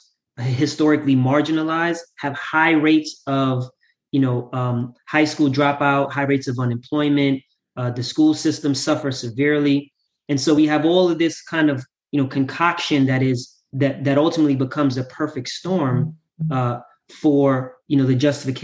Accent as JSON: {"language": "English", "town": "New York City", "region": "New York", "country": "United States", "tie": "born or raised there", "said": "So I grew up in Southside Jamaica, Queens."}